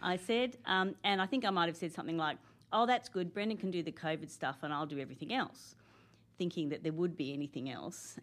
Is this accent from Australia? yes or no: yes; Canberra, Australian Capital Territory, Australia; I'm one of those people who are from Canberra. I, I, I grew up here